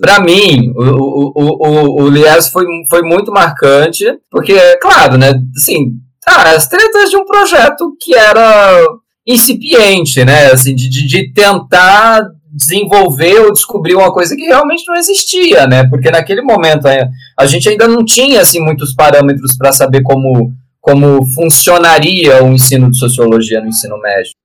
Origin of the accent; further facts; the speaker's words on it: Maringá, Paraná, Brazil; moved away as an adult; also born or lived in Guarapuava; now in Curitiba, Brazil; não nasci em Maringá, mas mudei para Maringá muito, muito no início da adolescência, com 12 anos, e, e fiquei em Maringá até uns 20, 28, 29